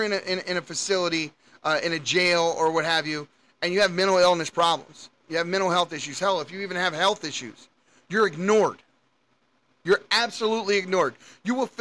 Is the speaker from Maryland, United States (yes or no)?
yes; Baltimore, Maryland, United States; I grew up in Baltimore City